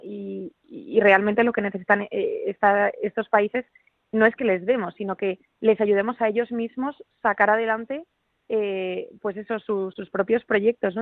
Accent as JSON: {"language": "Spanish", "town": "Madrid", "region": "Community of Madrid", "country": "Spain", "moved": "yes", "lives_now": "Pamplona, Spain", "said": "yo soy de Madrid, aunque vivo en Pamplona"}